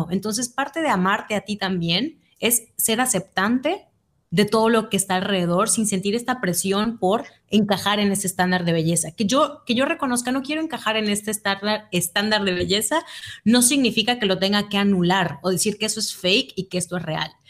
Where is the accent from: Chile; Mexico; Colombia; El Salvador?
Mexico; Mérida, Yucatán; tengo 31 años, soy de Mérida, Yucatán, México.